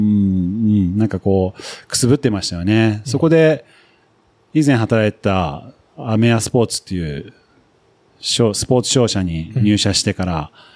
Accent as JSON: {"language": "Japanese", "region": "Nagano", "country": "Japan", "tie": "born or raised there", "also_born_or_lived": "United Kingdom / United States", "said": "出身はですね、長野で育って、それで、あの、幼少期は、イギリスに父親の出張、あの仕事の関係で住んでたこともあり"}